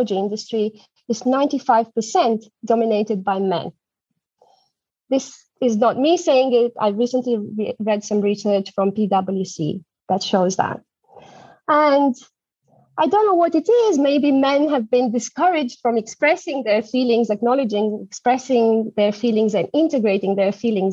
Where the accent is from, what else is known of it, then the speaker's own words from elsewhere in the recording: Romania; moved away as an adult; also born or lived in Germany; now in London, United Kingdom; I'm originally from Romania